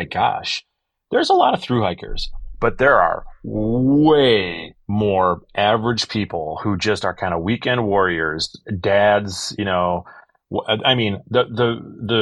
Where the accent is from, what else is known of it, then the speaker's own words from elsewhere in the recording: Wisconsin, United States; I was a guy from Wisconsin